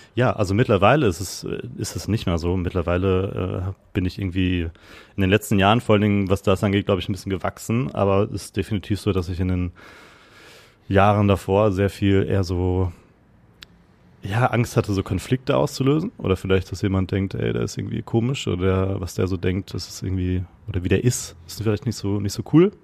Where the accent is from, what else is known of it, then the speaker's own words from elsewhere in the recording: Gütersloh, North Rhine-Westphalia, Germany; moved away as an adult; also born or lived in Netherlands / London; now in Hamburg, Germany; Ich komme gebürtig aus Gütersloh. Das ist äh, Westfalen, Ostwestfalen